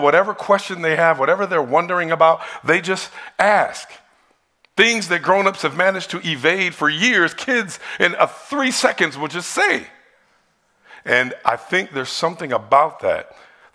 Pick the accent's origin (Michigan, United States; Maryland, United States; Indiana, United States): Michigan, United States; Detroit; when I was in church growing up in Detroit